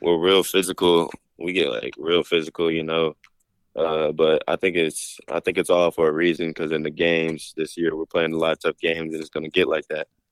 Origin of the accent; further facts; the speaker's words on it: Dallas, Texas, United States; we're both from Dallas